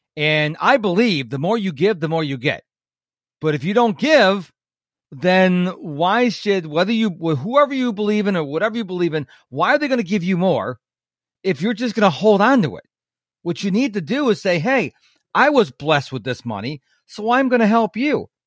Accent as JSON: {"language": "English", "region": "New York", "country": "United States", "moved": "yes", "said": "I'm originally from New York State"}